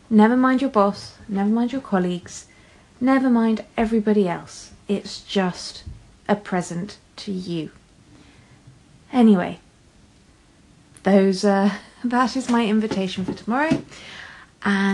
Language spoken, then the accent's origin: English; England, United Kingdom; I'm English